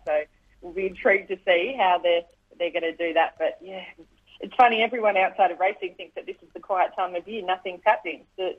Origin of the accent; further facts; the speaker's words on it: Melbourne, Victoria, Australia; I'm a bit of a traditionalist, especially growing up in Melbourne